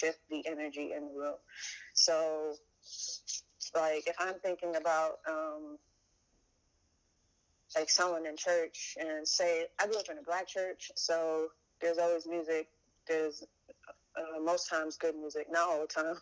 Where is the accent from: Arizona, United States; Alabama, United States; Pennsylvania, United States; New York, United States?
New York, United States; New York City; I'm from East New York, Brooklyn